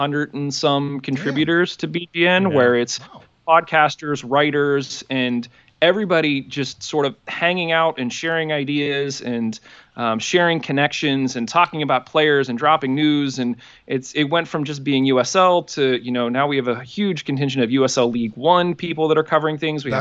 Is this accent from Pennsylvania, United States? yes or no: yes; Pittsburgh, Pennsylvania, United States; Born and raised in Pittsburgh